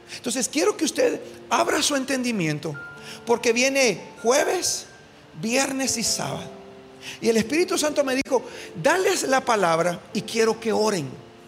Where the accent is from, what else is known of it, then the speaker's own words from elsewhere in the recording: Guatemala; nosotros como guatemaltecos